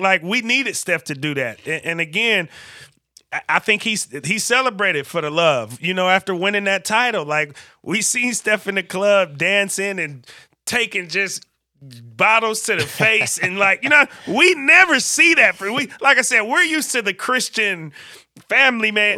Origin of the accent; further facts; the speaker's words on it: Vallejo, California, United States; I grew up in Vallejo, California